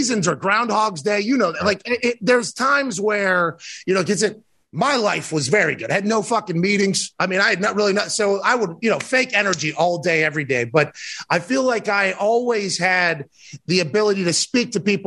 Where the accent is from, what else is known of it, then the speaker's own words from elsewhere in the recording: Plum, Pennsylvania, United States; I played soccer growing up, but I'm from Pittsburgh. Plum is in the East Hills of Pittsburgh.